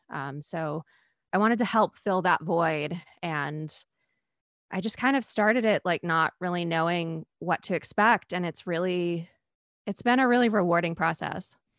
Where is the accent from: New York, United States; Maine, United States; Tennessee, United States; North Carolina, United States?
Maine, United States; I'm from Maine